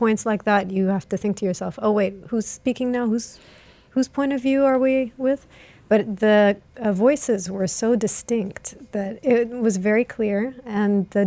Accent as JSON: {"language": "English", "country": "Greece", "tie": "born or raised there", "moved": "yes", "said": "I grew up in Greece"}